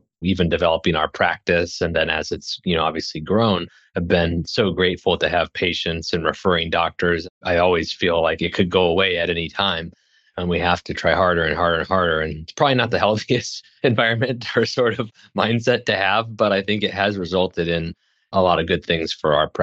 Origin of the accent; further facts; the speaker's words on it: Lincoln, Nebraska, United States; also born or lived in Hastings, Nebraska; I'm from Nebraska. I was born in a small town in central Nebraska